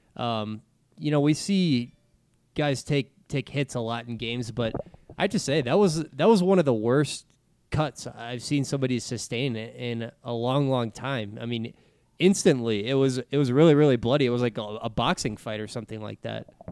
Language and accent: English; Texas, United States; growing up in Texas